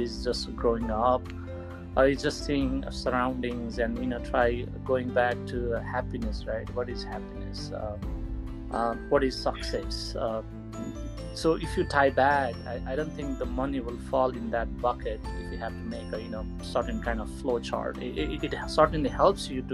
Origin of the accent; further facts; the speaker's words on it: Sindhuli, Bagmati, Nepal; moved away; when I was in Nepal growing up in Sindhuli and going to school